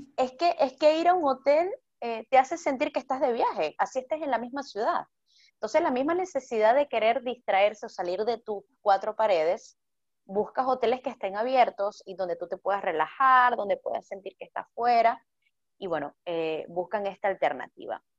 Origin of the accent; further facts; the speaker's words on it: Venezuela; soy venezolana